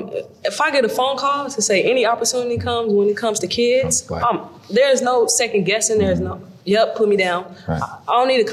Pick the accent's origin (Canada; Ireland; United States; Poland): United States; Chicago, Illinois; also born or lived in Europe; For me, like, every city that I go to and play, I'm like proud to say, like, yo, I'm from Chicago, if somebody asks. Like, I lived in Europe for majority of my life, you know?